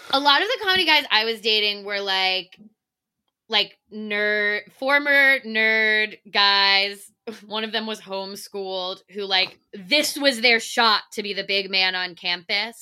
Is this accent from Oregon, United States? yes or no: no; Virginia, United States; moved away as an adult; also born or lived in Delaware; now in New York, United States; I grew up, uh, for the most part in Virginia, but I moved straight from University of Delaware.